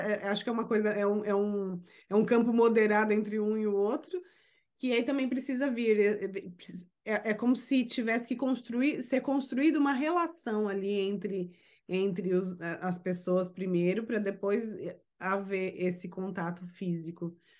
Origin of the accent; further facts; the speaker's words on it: Brazil; now in United States; sou brasileira e moro nos Estados Unidos